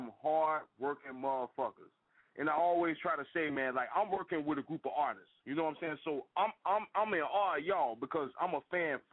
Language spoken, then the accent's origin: English; Jacksonville, Florida, United States; I'm from Duval County, Florida, born and raised